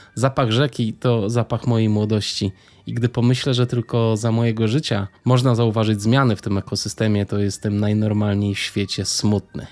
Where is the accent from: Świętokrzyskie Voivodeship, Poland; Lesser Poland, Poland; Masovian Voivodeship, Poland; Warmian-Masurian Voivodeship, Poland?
Masovian Voivodeship, Poland; Warsaw; urodziłem się w Warszawie